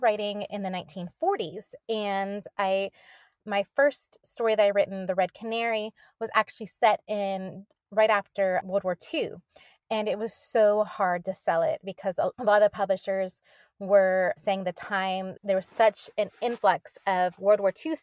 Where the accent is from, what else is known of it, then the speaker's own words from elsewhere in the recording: outside of Pittsburgh, Pennsylvania, United States; accent: Pennsylvania; moved away; also born or lived in Oklahoma; I grew up 20 minutes outside of Pittsburgh